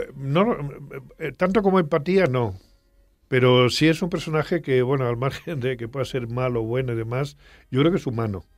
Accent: Extremadura, Spain; cuando yo era niño allá en mi pueblo de Extremadura

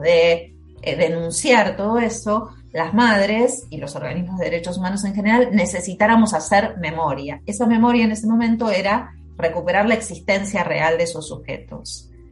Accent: Argentina; nací en Argentina, vivo en Argentina

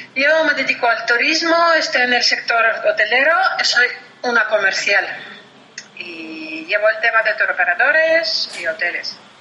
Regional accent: Voronezh, Voronezh Oblast, Russia; Spanish is a second language; yo soy de Voronezh, es una, ciudad que está en, la, que pertenece al distrito Central de Rusia, pero está a 500 kilómetros hacia el sur de Moscú. Pues estamos casi, casi a la frontera con Ucrania. Y pues ahí fui a la escuela

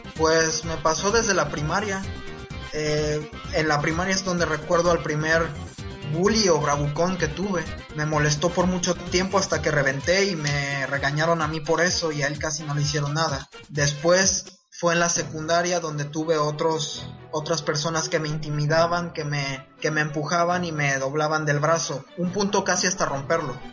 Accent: Veracruz, Mexico; soy de Veracruz

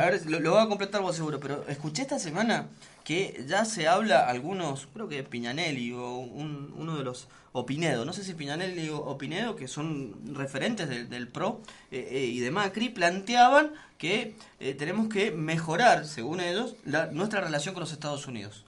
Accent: Argentina; somos la Argentina

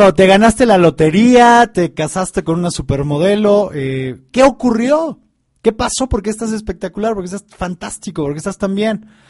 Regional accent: Mexico; acá en mi país, ahorita en México

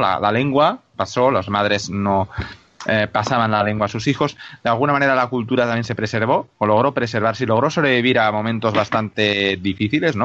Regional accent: Catalonia, Spain; yo soy educado en el sistema catalán

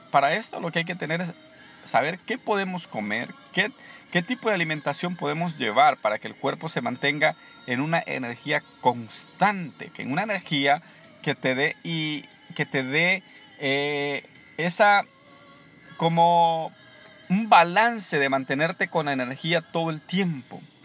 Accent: El Salvador; moved away; en mi país, en El Salvador

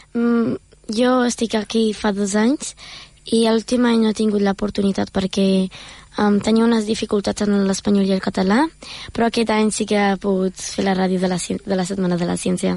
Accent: Germany; now in Premià de Mar, Spain; jo sóc d'Alemanya

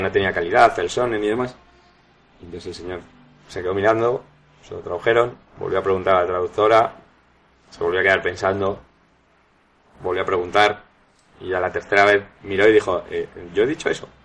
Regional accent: Spain; siendo español

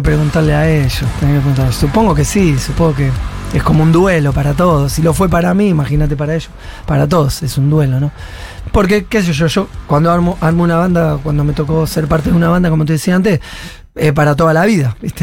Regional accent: Argentina; Y yo amo Argentina

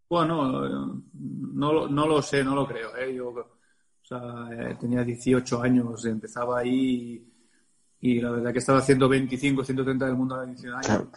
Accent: Barcelona, Catalonia, Spain; es mi club, desde los 14 años que soy del club del Real Club de Tenis Barcelona

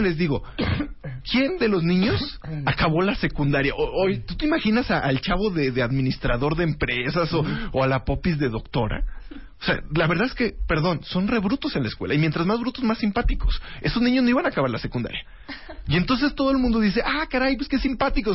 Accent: Jalisco, Mexico; yo que vengo de Jalisco

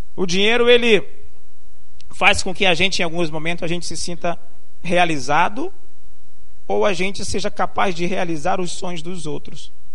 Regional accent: Rio de Janeiro, Brazil; also born or lived in Limoeiro, Pernambuco / São Paulo; now in Recife, Brazil; Aos sete anos me mudei para o Rio de Janeiro. Fiquei lá por cerca de 30 anos

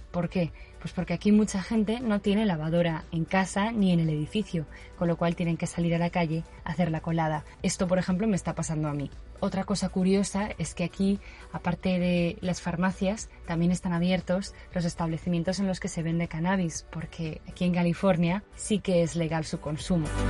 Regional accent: Valencia, Valencian Community, Spain; moved away as an adult; now in San Francisco, United States; soy de Valencia y vivo en San Francisco desde hace casi tres años

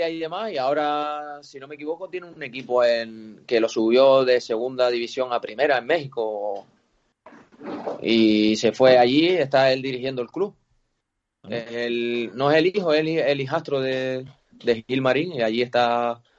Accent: Canary Islands, Spain; now in Salamanca, Spain; siendo canario

